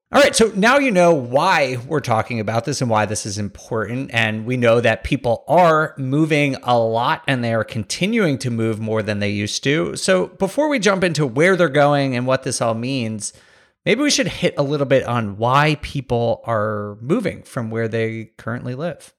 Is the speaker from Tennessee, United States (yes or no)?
no; New York, United States; I grew up around New York